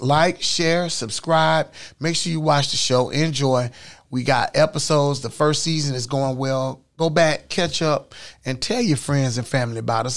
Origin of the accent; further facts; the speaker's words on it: Orlando, Florida, United States; here in sunny, beautiful Orlando, my hometown